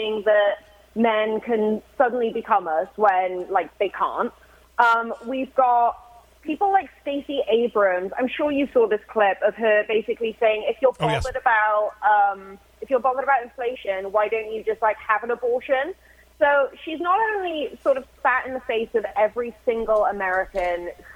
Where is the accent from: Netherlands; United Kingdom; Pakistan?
United Kingdom; Wales; moved away; The kids that I grew up with back in my hometown, back in Wales